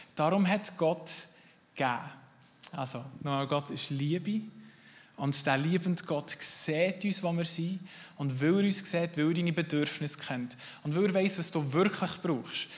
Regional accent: Switzerland; als Schweizer

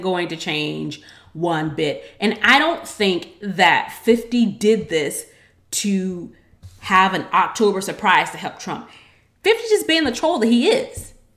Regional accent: United States; I'm American

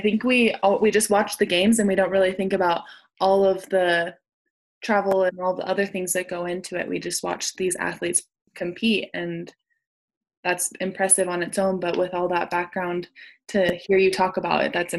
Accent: Utah, United States; I'm from Utah

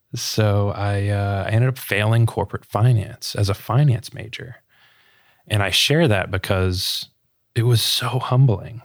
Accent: Sarasota, Florida, United States; born and raised in Sarasota, Florida

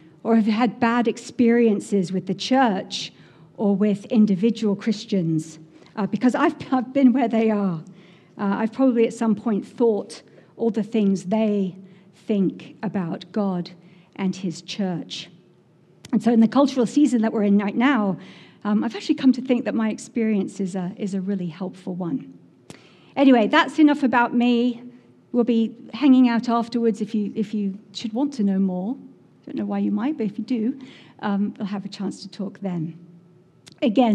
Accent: England, United Kingdom; moved away as an adult; now in Massachusetts, United States; I'm from England originally, in case you couldn't tell that already. But I've lived here in Massachusetts for 20 years now

